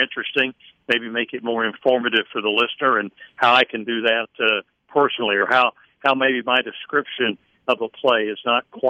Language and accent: English; Middletown, Ohio, United States; I grew up in Middletown, Ohio